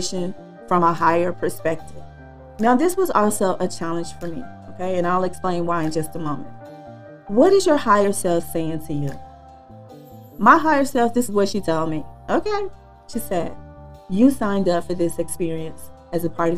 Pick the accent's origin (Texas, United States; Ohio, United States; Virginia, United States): Texas, United States; I'm from Texas.